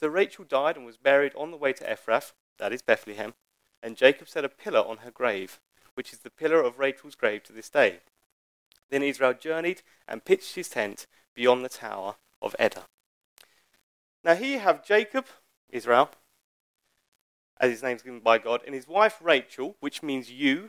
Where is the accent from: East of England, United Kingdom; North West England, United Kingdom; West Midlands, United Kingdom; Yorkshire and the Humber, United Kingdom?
East of England, United Kingdom; Harlow; I don't come from Coventry. I come from Harlow. I am no less of my father's line because I was born in Essex rather than the Midlands.